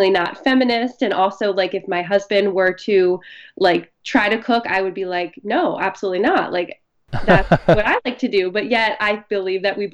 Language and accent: English; Philadelphia, Pennsylvania, United States; I grew up in the Philadelphia area